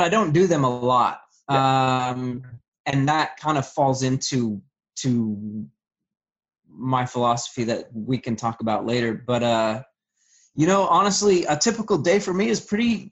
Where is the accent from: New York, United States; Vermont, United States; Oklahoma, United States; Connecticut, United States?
Vermont, United States; I'm originally from Vermont. And so as the story goes, you know, I had a pretty rough childhood